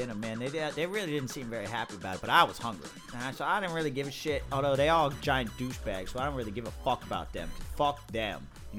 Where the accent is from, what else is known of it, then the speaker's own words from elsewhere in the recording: New Jersey, United States; Yeah, I don't know about no pork. I'm from Jersey.